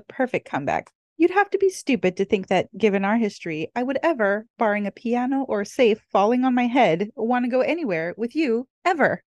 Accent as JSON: {"language": "English", "region": "California", "country": "United States", "tie": "born or raised there", "moved": "yes", "lives_now": "Hawaii, United States", "said": "at heart, I'm probably always gonna be a California girl"}